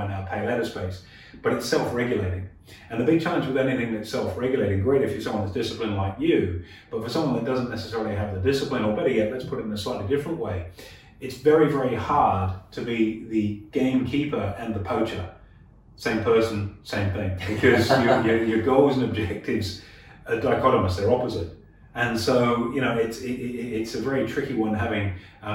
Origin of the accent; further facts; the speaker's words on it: Australia; as Australians